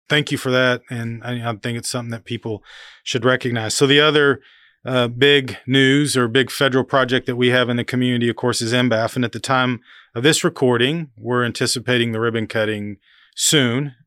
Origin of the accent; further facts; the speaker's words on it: Oklahoma, United States; growing up in Oklahoma, uh, in the seventies as a, as a kid